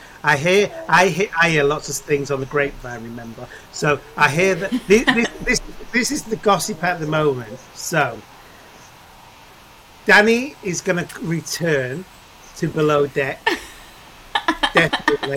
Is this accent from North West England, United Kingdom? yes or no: yes; Manchester, North West England, United Kingdom; moved away; also born or lived in Essex; I was brought up in Manchester